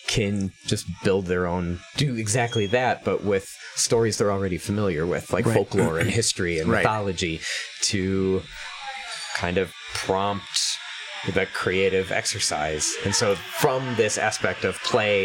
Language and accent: English; Sheboygan, Wisconsin, United States; a college near my hometown of Sheboygan, Wisconsin